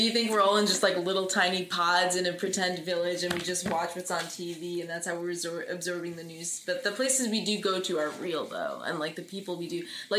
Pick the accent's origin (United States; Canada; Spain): United States; New Jersey; we said we're from Jersey, so we're near New York City